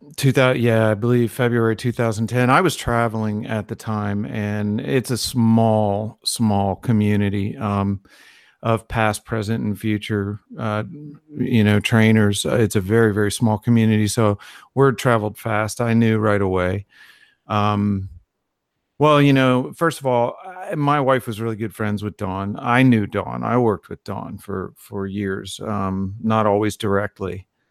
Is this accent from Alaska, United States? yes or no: no; Virginia, United States; moved away; I was in Virginia, nowhere near an ocean